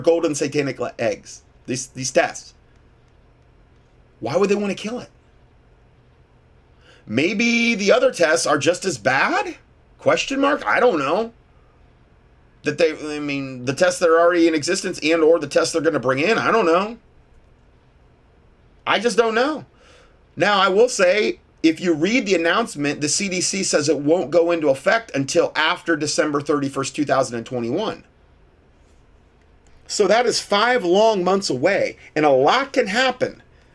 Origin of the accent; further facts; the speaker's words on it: Ohio, United States; moved away; I'm from Ohio originally